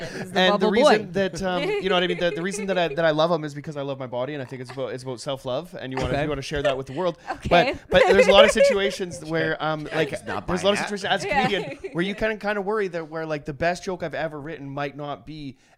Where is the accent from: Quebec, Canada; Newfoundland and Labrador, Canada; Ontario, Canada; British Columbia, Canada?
British Columbia, Canada; Trail; Roman Catholic Church, yeah, St. Mary's in Trail, BC. Shout out to that place. But we would go. There's a few places in my hometown